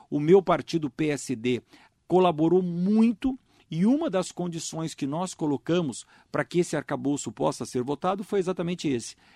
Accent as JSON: {"language": "Portuguese", "town": "Mogi das Cruzes", "region": "São Paulo", "country": "Brazil", "said": "eu vim de Brasília na quinta-feira passada à tarde, porque eu fiz questão de me esforçar para viajar e poder chegar aqui em Mogi das Cruzes, que é a minha cidade"}